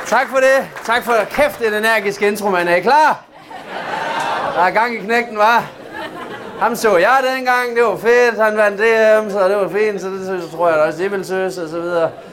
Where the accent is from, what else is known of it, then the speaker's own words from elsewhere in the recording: Southern Jutland, Southern Denmark, Denmark; Jeg er selv sønderjyde